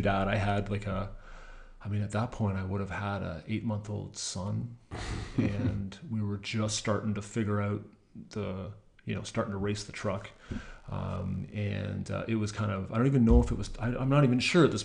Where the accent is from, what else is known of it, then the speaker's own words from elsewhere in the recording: Mitchell, Ontario, Canada; I grew up in Mitchell, Ontario